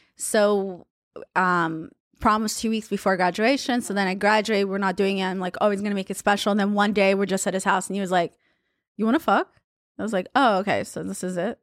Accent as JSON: {"language": "English", "town": "Haifa", "region": "Haifa District", "country": "Israel", "tie": "born or raised there", "also_born_or_lived": "Russia", "moved": "yes", "said": "where I grew up was in Haifa"}